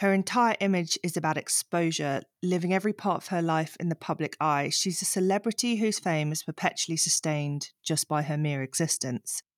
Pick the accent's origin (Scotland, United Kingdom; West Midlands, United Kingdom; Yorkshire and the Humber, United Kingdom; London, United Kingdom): Yorkshire and the Humber, United Kingdom; I'm from Yorkshire